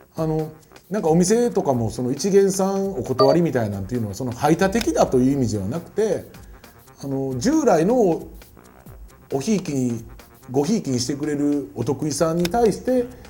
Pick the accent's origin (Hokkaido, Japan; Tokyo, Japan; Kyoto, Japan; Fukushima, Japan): Kyoto, Japan; 俺京都人